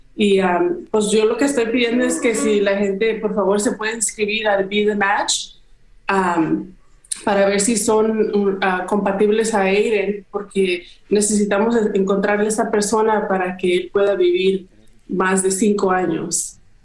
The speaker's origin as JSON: {"language": "Spanish", "town": "Guadalajara", "region": "Jalisco", "country": "Mexico", "moved": "yes", "lives_now": "United States", "said": "yo soy de Guadalajara, México"}